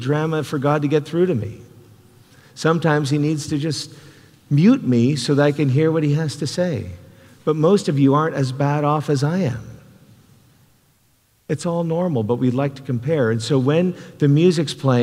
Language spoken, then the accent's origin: English; Canada; now in United States; I'm a Canadian